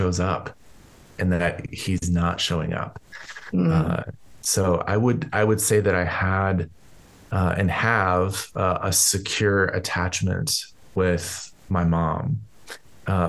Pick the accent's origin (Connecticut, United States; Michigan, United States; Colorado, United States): Colorado, United States; I grew up here in Colorado